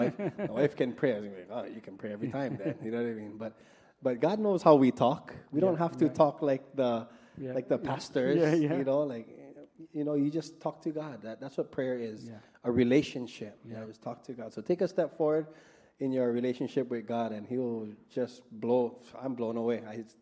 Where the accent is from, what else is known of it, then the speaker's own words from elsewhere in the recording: Aiea, Hawaii, United States; I'm from Aiea, that's why. A-town.